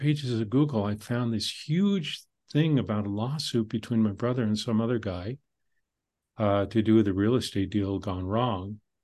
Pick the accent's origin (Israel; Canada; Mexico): Canada; I'm Canadian